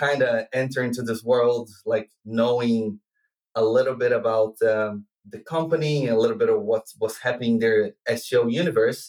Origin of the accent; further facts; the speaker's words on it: Brazil; also born or lived in Netherlands / Ireland; now in Dublin, Ireland; I moved through a lot of countries, and I'm originally from Brazil